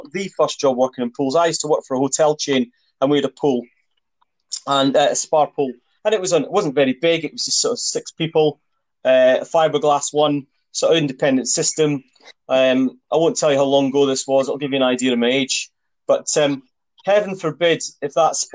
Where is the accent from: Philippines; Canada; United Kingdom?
United Kingdom; Annan, Scotland; moved away as an adult; also born or lived in south of England; Annan's my hometown back up there just in Dumfries and Galloway, just over the border